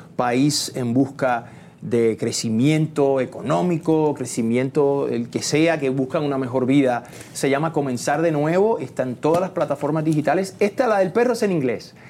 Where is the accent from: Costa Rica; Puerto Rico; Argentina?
Puerto Rico; Trujillo Alto; moved away; also born or lived in Santurce, San Juan, Puerto Rico / Miami; me crié en Puerto Rico, en el campo, en Trujillo Alto